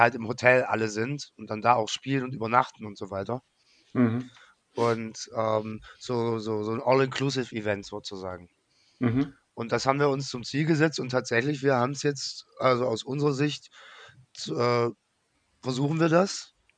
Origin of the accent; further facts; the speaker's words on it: Germany; als Deutscher